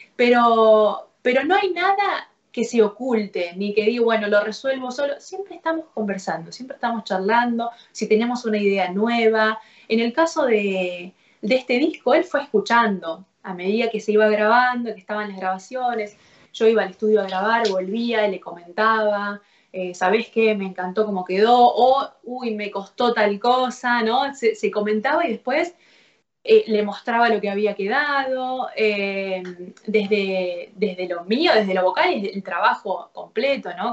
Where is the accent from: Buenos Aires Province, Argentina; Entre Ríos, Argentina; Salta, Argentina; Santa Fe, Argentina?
Santa Fe, Argentina; Rafaela; moved away as an adult; also born or lived in Córdoba, Argentina / Rosario, Argentina; now in Buenos Aires, Argentina; viviendo en, en, mi ciudad natal, en Rafaela, a los 14 años empecé a tomar clases